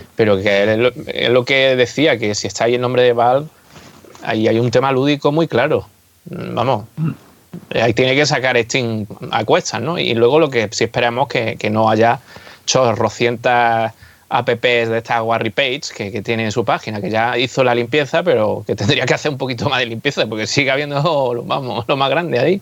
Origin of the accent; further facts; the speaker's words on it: Spain; first language Spanish; los que somos de España